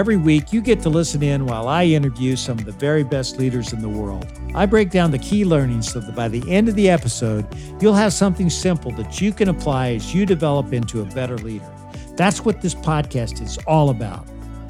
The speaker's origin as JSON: {"language": "English", "town": "Louisville", "region": "Kentucky", "country": "United States", "tie": "born or raised there", "said": "right here in my hometown of Louisville, Kentucky"}